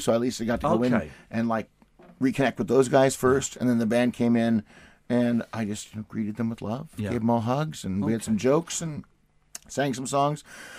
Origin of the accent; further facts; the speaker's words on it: Canada; We're from Canada. A bunch of Canadians.